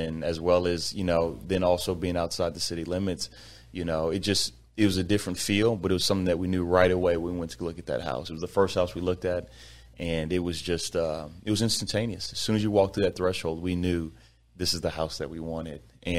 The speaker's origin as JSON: {"language": "English", "town": "Sugar Land", "region": "Texas", "country": "United States", "tie": "born or raised there", "also_born_or_lived": "Fort Worth", "said": "So I was born in Fort Worth, but raised in Sugar Land, Texas my whole life, which is southwest part of Houston, about 20, 25 minutes outside of Houston."}